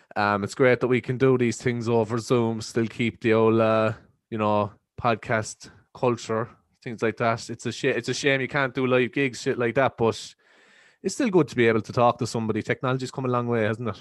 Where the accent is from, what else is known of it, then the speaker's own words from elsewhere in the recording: East Cork, Munster, Ireland; as Irish people